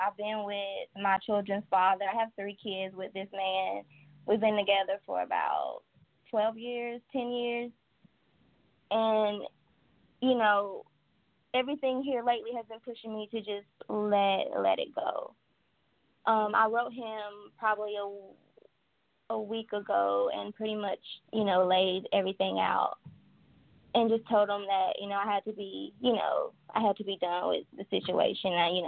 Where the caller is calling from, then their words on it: Wilmington, North Carolina, United States; I am calling from North Carolina, Wilmington.